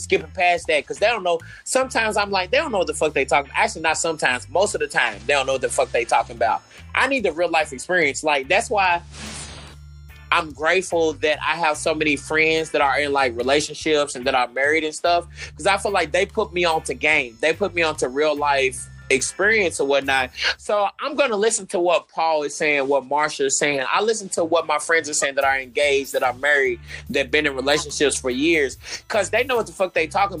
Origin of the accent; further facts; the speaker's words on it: Louisville, Kentucky, United States; we're from Louisville